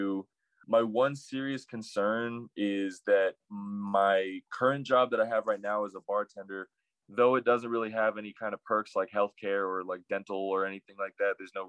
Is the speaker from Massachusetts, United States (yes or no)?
no; Albuquerque, New Mexico, United States; I'm from Albuquerque, New Mexico. I was raised in the North Valley